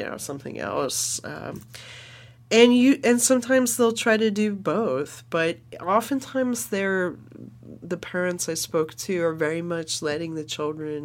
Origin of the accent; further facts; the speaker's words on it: California, United States; as a Californian, my fourth generation Californian, you know, my mom works in the Native American community